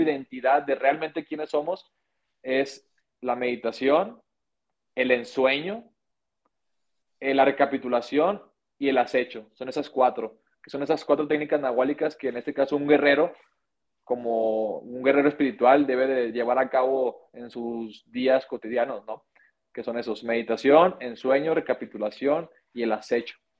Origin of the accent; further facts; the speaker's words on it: Monterrey, Nuevo León, Mexico; now in Guadalajara, Mexico; yo soy de Monterrey, eh, en este caso yo nací en Monterrey, y Nuevo León